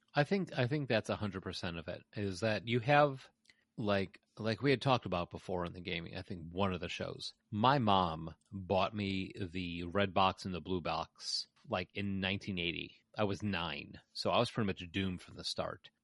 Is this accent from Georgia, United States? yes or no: no; Chicago, Illinois, United States; I'm a Chicagoan.